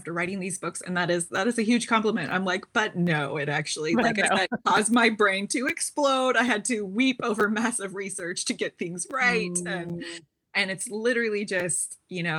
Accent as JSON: {"language": "English", "town": "Seattle", "region": "Washington", "country": "United States", "tie": "born or raised there", "also_born_or_lived": "China / Middle East / Finland", "moved": "as an adult", "said": "Born and raised in Seattle, also lived abroad for 20 years, lived in China for many years"}